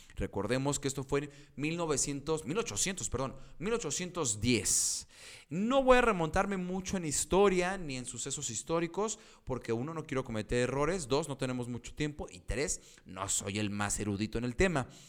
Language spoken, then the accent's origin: Spanish; Mexico; soy mexicano